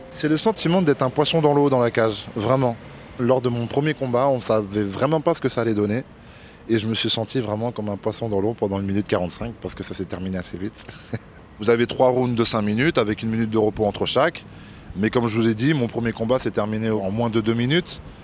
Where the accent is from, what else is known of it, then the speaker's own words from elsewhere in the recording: Île-de-France, France; also born or lived in Tunisia; Je suis né en Tunisie, mais je suis arrivé à l'âge de deux semaines en France. Donc je me considère comme français.